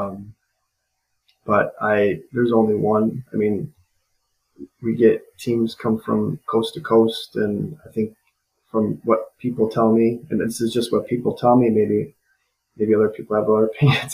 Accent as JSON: {"language": "English", "town": "Rockford", "region": "Illinois", "country": "United States", "tie": "born or raised there", "moved": "yes", "lives_now": "Eau Claire, United States", "said": "Rockford, Illinois, which was my which is my hometown"}